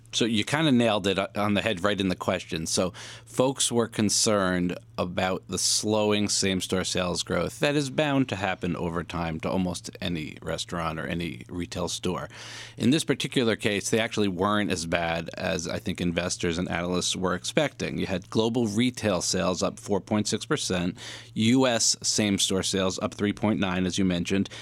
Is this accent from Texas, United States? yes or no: no; New York, United States; I'm a New Yorker